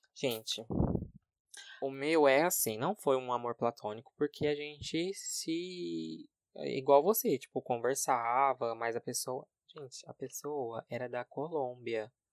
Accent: Brazil; eu sou brasileiro

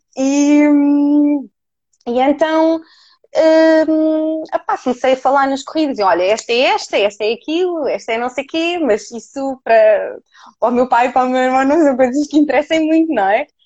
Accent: Cascais, Lisbon, Portugal; eu sou da zona de Cascais

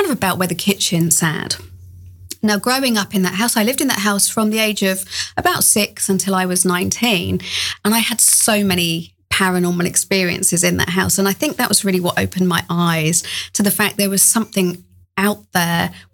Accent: England, United Kingdom; moved away; you probably tell from the accent, I grew up in England.

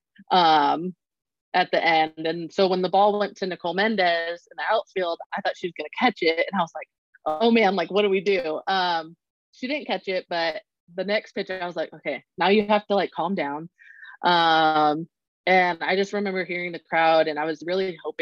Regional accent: Arizona, United States; moved away as an adult; also born or lived in Oklahoma; the school that was in state and that I had given 2 years to, but leaving my home state in general

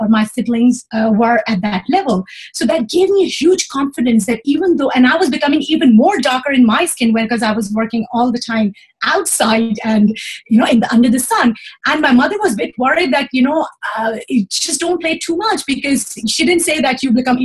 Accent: Pakistan; moved away as an adult; now in Switzerland; I came from Pakistan

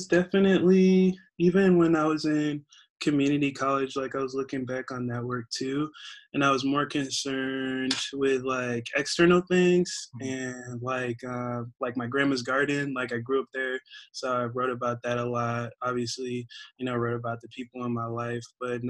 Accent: Albion, New York, United States; born there; So I'm actually, I was born in Albion, population 10,000. 10,000. I'll be in New York. I'll ride for them forever. Oh, that's where my family's at. Yeah. And it's like near Buffalo. Okay. Buffalo. Upstate New York, yeah. But moved around and been in the Bay for 3 or 4 years.

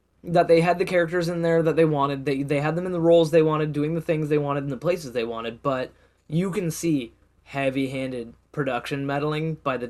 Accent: Canada; I'm Canadian.

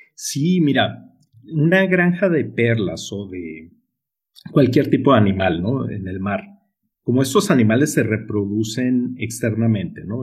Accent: Sonora, Mexico; accent: Sonoran; yo soy muy sonorense, tú, yo soy aquí del norte de la República, tú. Entonces, si notan ese acento curioso en mí, pues es porque soy muy sonorense

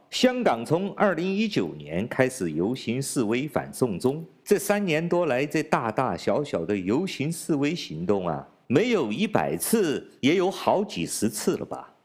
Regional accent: China; 我是来自中国大陆的

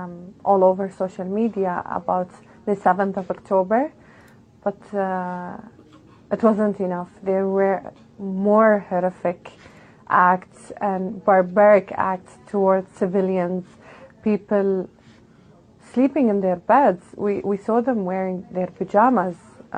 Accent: Bahrain; I'm from Bahrain.

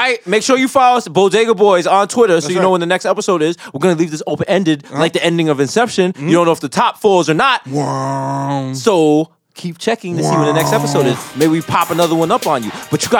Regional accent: Jamaica; now in New York, United States; As a Jamaican

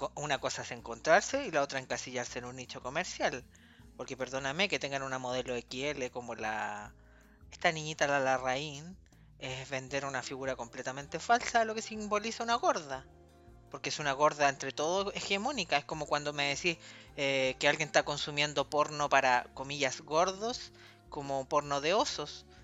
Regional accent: Puente Alto, Santiago Metropolitan Region, Chile; En Puente Alto, que es mi ciudad de origen

